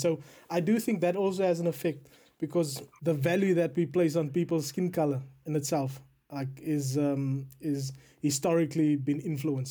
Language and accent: English; South Africa; now in United Kingdom; I'm a South African currently living in the United Kingdom.